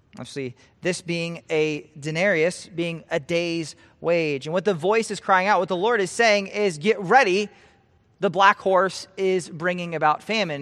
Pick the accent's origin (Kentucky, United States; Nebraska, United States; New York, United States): Nebraska, United States; I'm from Nebraska, I love Nebraska